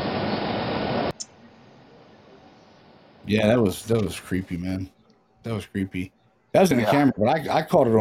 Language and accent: English; Baltimore, Maryland, United States; We grew up together in Baltimore